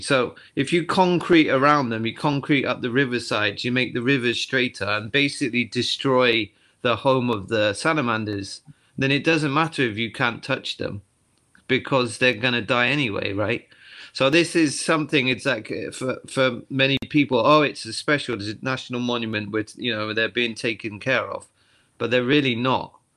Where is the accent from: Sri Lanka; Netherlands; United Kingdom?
United Kingdom; the Cotswolds, South West England; moved away as an adult; now in Tottori, Japan; I'm from the Cotswolds in England, so I was a, you know, I've always been a country boy